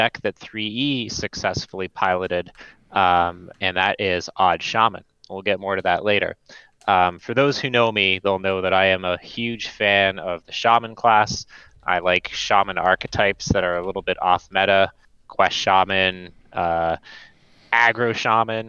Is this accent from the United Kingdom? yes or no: no; Canada; moved away as an adult; now in Pacific Northwest, United States; I am also Canadian